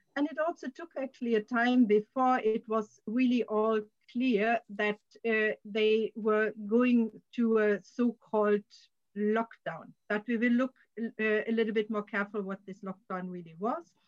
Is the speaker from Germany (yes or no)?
yes; Germany; now in Sweden; perspective continuously of my home country.